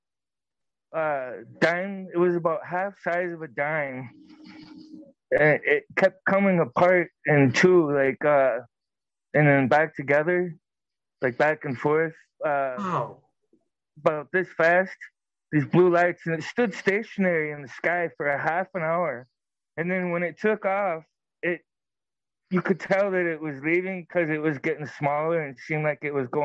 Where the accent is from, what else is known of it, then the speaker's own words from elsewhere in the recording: Arizona, United States; moved away as an adult; now in Minnesota, United States; I'm from Arizona. I was raised there